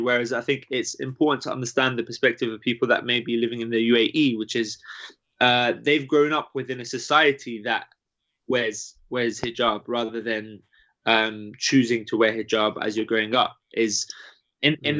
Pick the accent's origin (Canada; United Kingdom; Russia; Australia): United Kingdom; growing up in the UK